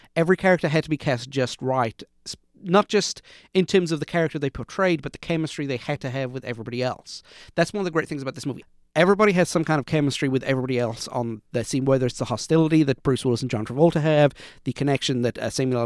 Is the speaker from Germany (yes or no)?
no; United Kingdom; I grew up in Britain